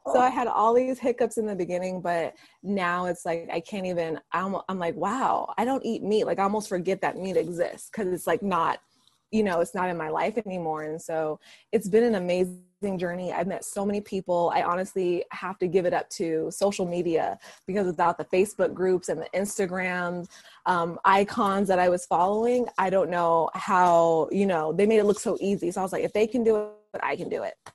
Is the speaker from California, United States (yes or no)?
yes; Vallejo, California, United States; that's my hometown you know, I was raised in Vallejo, went to elementary to high school there